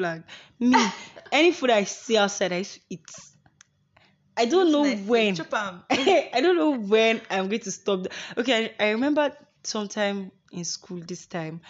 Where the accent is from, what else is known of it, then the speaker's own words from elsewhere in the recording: Nigeria; accent: Igbo accent mixed with Yoruba plus Hausa; I like to be Nigerian with my Igbo accent mixed with Yoruba plus Hausa